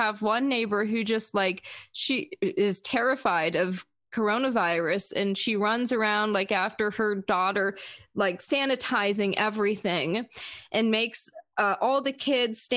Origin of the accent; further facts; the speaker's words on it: South Florida, United States; now in Vienna, United States; I grew up in South Florida. I live here now